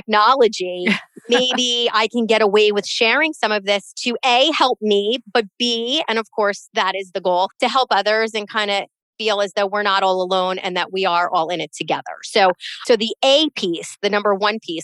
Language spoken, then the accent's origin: English; the North, Northeast, United States; accent: Northern; now in Florida, United States; I'm a Northerner, tried and true in my heart, but here I am raising my kids here